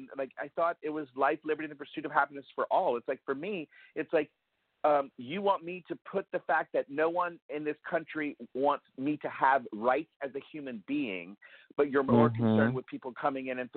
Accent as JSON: {"language": "English", "country": "United States", "tie": "born or raised there", "said": "I'm an American"}